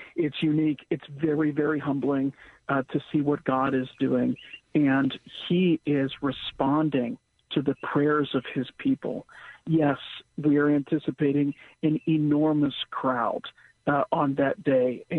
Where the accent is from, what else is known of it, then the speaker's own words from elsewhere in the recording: Pittsburgh, Pennsylvania, United States; growing up in Pittsburgh, I had heard this statement about our city